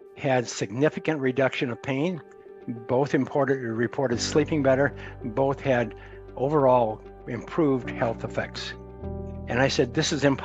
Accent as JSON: {"language": "English", "region": "Montana", "country": "United States", "tie": "born or raised there", "said": "I grew up in Montana, U.S."}